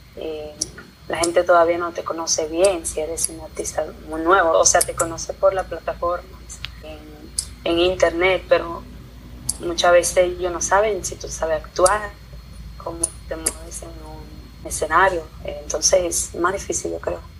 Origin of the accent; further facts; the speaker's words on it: Italy; also born or lived in Dominican Republic; estoy aquí en Italia, aprendí el idioma, aprendí la cultura, todos mis, mis amigos son italianos